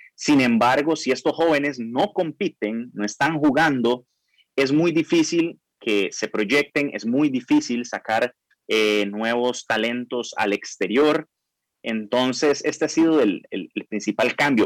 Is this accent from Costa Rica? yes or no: yes; Costa Rica; todos los ticos